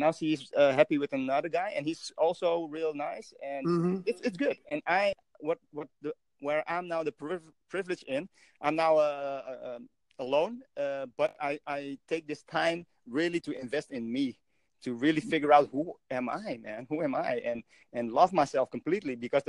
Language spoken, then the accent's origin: English; Indonesia; now in Netherlands; I'm originally from Indonesia.